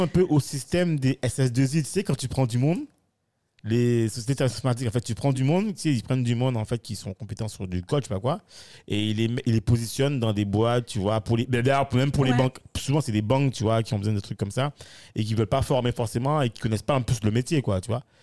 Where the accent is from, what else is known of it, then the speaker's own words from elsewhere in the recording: Guadeloupe; je considère que je suis guadeloupéen ou antillais